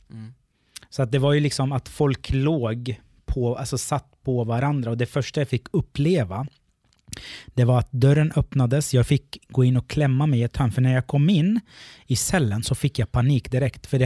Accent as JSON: {"language": "Swedish", "country": "Sweden", "said": "Eh, då säger jag kommer från Sverige. De fattar inte vart det ligger."}